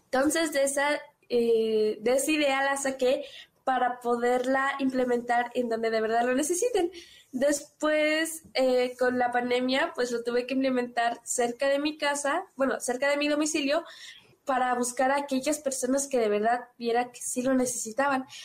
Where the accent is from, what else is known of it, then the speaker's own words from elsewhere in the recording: San Cristóbal de las Casas, Chiapas, Mexico; Soy de San Cristóbal de las Casas Chiapas